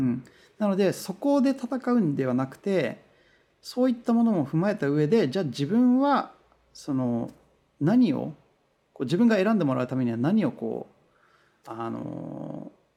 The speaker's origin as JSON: {"language": "Japanese", "country": "Japan", "first_language": "Japanese", "moved": "as an adult", "lives_now": "Los Angeles, United States", "said": "僕は日本人で、こう言語は母国語はやっぱ日本語で英語は第二外国語なので"}